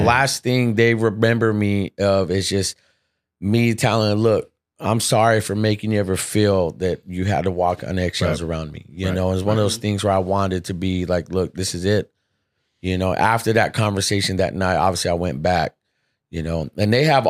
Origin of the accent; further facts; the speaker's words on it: United States; I'm an American, dude. Man. I'm proud, you know, born here, raised here, all that good stuff, man.